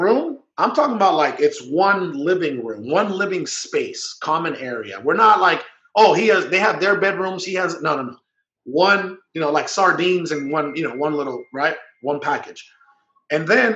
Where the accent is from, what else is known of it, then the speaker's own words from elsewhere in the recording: Guaymas, Sonora, Mexico; also born or lived in Hermosillo, Sonora; I was born in Hermosillo, Sonora, which is the capital of Sonora. And believe it or not, as poor as that city is, even though it's the capital, we couldn't even afford to live there. So I moved when I was 2 years old to Guaymas, Sonora